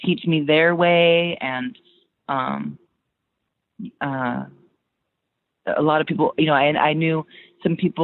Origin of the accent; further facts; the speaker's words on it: United States; also born or lived in Turkey; I was raised in America